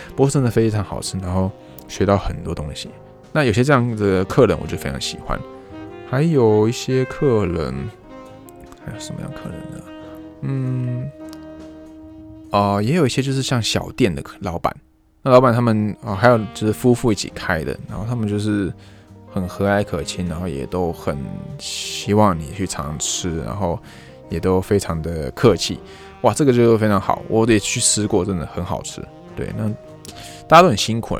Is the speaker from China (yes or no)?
no; Taiwan; moved away as an adult; now in Japan; 那边店知道我是外国人，也知道我是台湾人